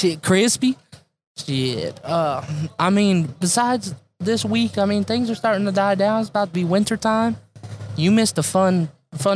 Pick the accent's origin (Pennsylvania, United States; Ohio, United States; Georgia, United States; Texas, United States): Ohio, United States; I'm from Ohio